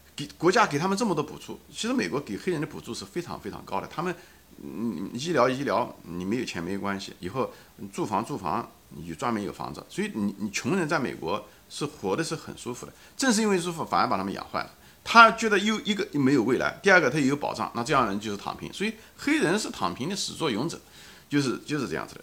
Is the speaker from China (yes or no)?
yes; China; 我们中国人